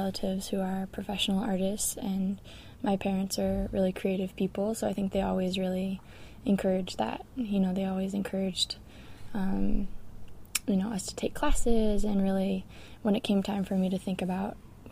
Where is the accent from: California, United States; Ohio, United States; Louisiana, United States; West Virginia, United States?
California, United States; Sebastopol; moved away as an adult; also born or lived in New York City; I grew up in Sebastopol, California, which is a little rural town in Sonoma County